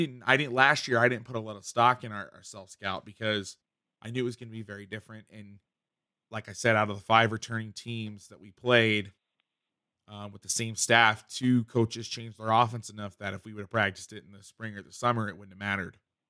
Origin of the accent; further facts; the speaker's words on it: Boston, Massachusetts, United States; It's like I'm from Boston.